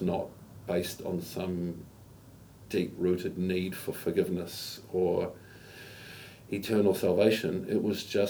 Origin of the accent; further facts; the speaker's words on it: Auckland, New Zealand; first language English; I'm from Auckland. I was born here.